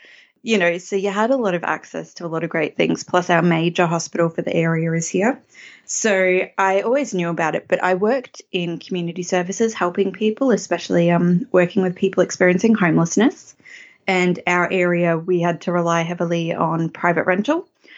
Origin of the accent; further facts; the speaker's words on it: Strzelecki Ranges, Victoria, Australia; also born or lived in Latrobe Valley, Victoria; used to live over the Strzelecki Ranges. That's part of one of the ranges that makes this a valley, in a little town called Lingatha. That's my hometown. It's a small, small town of like 4,000 people. I used to know everybody there